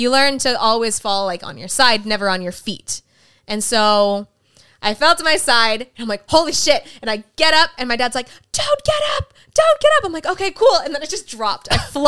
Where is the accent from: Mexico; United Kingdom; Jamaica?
Mexico; Damn, we're Mexican. We always have a trampoline.